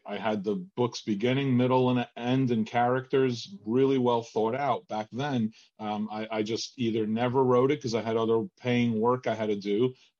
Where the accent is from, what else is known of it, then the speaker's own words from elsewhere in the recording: Argentina; moved away; also born or lived in New Jersey; I'm from Argentina originally